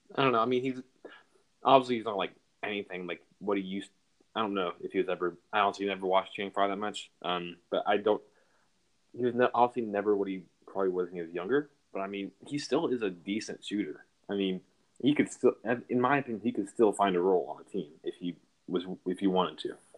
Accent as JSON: {"language": "English", "town": "Seattle", "region": "Washington", "country": "United States", "tie": "born or raised there", "also_born_or_lived": "Texas", "moved": "yes", "said": "I am from Texas, but I originally grew up in Seattle"}